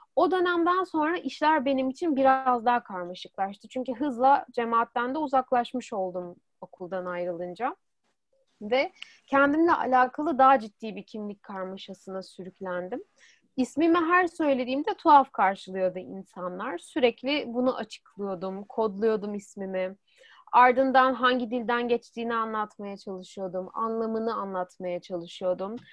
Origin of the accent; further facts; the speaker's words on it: Istanbul, Turkey; moved away as an adult; now in Europe; İstanbul'da doğdum. İstanbul'da büyüdüm